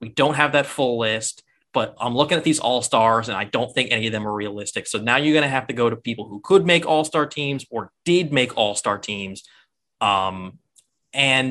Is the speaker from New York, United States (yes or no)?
yes; New York, United States; I'm from New York